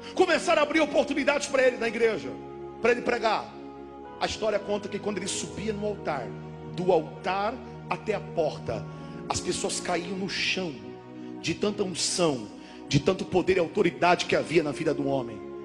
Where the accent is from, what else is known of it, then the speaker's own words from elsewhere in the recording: Paranaguá, Paraná, Brazil; moved away as an adult; now in Santa Catarina, Brazil; Eu sou de Paranaguá, sou do, sou do estado do Paraná, moro em Santa Catarina há 11 anos.